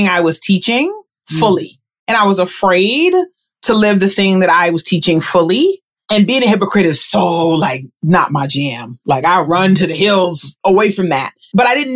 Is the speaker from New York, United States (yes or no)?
yes; New York City, New York, United States; I am from Queens